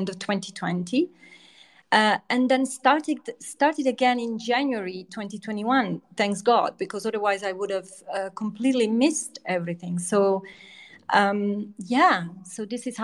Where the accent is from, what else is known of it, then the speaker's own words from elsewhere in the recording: east coast of central Italy, Italy; also born or lived in Rome; now in United Kingdom; my parents just went back to their original hometown, which was on the east coast of Italy, in central Italy. So about 2 hours from Rome on the sea. So I grew up by the sea.